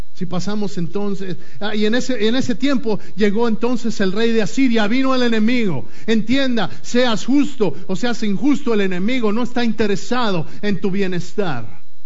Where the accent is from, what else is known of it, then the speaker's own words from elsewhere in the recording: Mexico City, Mexico; yo crecí en el DF